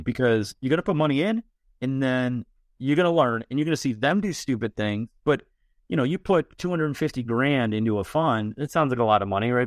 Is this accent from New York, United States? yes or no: yes; Buffalo, New York, United States; I'm from Buffalo.